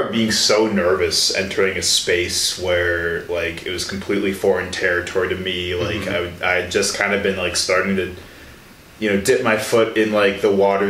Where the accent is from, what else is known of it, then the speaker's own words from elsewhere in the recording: Chicago, Illinois, United States; moved away; I'm from Chicago myself